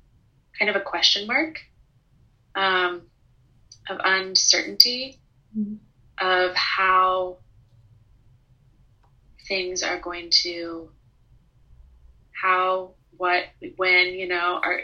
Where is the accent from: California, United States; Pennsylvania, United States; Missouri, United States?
Missouri, United States; now in New Orleans, United States